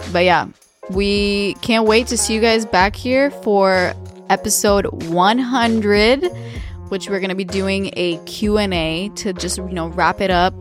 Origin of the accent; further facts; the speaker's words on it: Romania; moved away; growing up in Romania